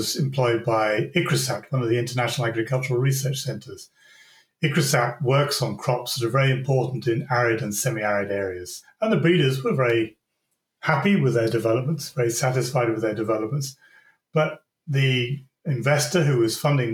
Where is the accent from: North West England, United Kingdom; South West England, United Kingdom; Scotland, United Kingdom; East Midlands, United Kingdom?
South West England, United Kingdom; Devon; I was born and brought up in Devon in the United Kingdom.